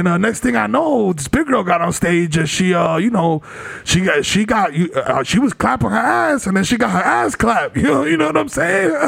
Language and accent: English; Dominican Republic; speaking as a Dominican